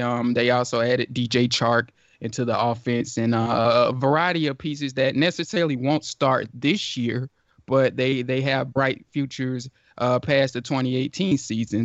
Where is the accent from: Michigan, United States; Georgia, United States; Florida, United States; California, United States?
Georgia, United States; I'm from Georgia, live in Georgia